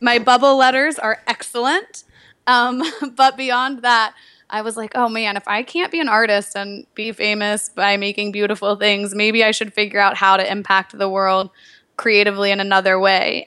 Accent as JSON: {"language": "English", "town": "Nashville", "region": "Tennessee", "country": "United States", "also_born_or_lived": "New York", "moved": "yes", "said": "I'm from Nashville, Tennessee originally"}